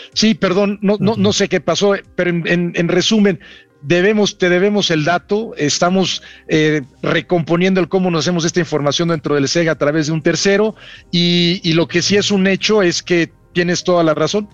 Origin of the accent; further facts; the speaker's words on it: Mexico; Somos embajadores de México